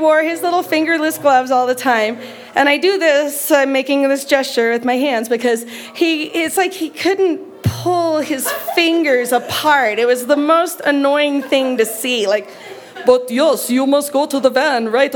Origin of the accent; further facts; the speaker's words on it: United States; we are from America